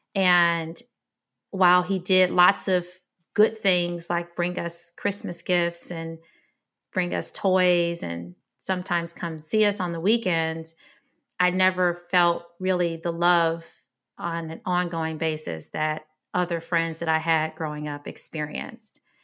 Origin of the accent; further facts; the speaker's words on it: Detroit, Michigan, United States; I grew up in Detroit, Michigan